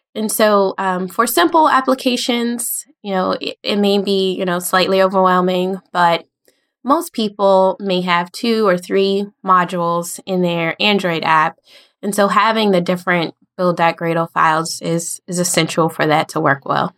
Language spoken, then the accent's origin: English; United States; I'm from the United States in, near the capital, Washington, D C, um, and pretty much been around here my whole life